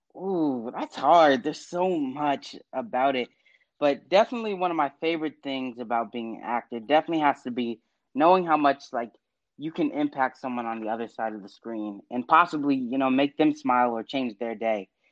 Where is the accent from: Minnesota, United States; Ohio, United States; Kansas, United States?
Ohio, United States; West Chester; my hometown of Westchester, Ohio